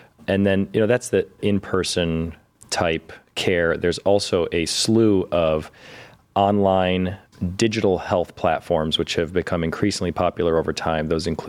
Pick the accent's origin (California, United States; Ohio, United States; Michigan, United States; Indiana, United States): Ohio, United States; Cleveland; also born or lived in Toledo / Chicago; So I grew up here in Cleveland